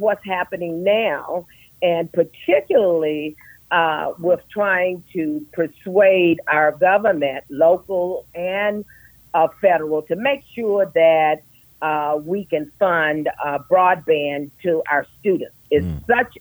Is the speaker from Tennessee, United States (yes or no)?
yes; Nashville, Tennessee, United States; also born or lived in Louisiana / Florida; now in Murfreesboro, United States; I'm a Tennessean, and I am born and raised in Nashville, Tennessee, and I'm now living in Murfreesboro